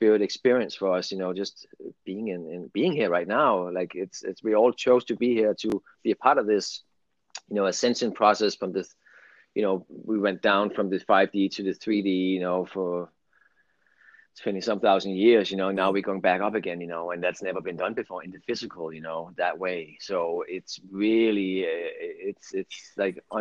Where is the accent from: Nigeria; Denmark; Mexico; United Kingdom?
Denmark; English is a second language; moved away as an adult; now in California, United States; English is my second language too. I'm from Denmark and I lived there for 22 right. years now, and ended up in California